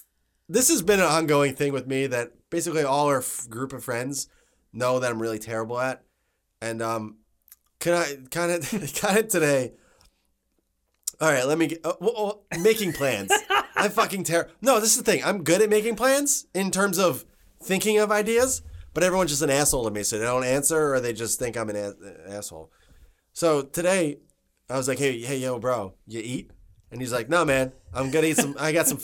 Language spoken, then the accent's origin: English; New Jersey, United States; we're from Jersey, so we say water.